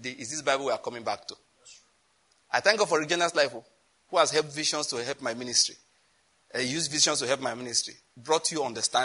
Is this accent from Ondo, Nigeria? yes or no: yes; Owo, Ondo, Nigeria; I'm from Owo, Ondo State.